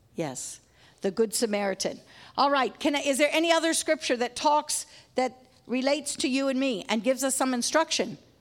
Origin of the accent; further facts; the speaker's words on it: Papua New Guinea; moved away; We grew up in Papua New Guinea